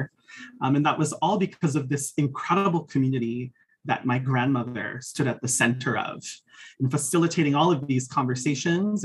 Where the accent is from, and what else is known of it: Hawaii, United States; born or raised there; now in Arizona, United States